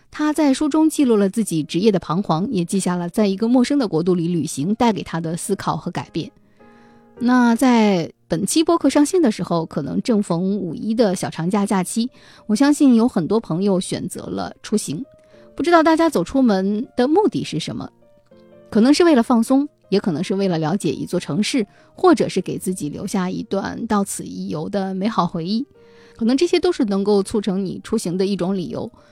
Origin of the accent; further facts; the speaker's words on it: China; 我是一个中国人